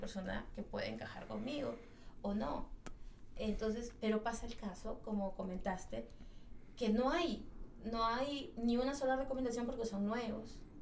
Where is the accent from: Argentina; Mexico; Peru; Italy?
Peru; en, mi, país se come ceviche, en mi país se come seco de cabrito